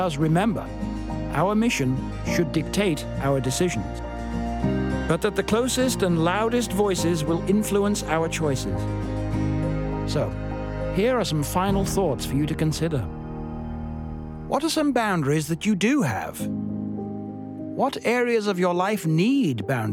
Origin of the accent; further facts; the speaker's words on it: United Kingdom; I'm just a British guy